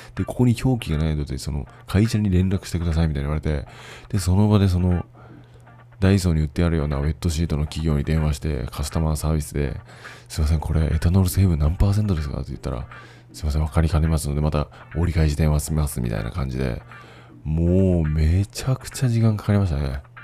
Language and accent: Japanese; Fukuoka, Japan; moved away as an adult; now in Taiwan; 自分の実家に泊まってた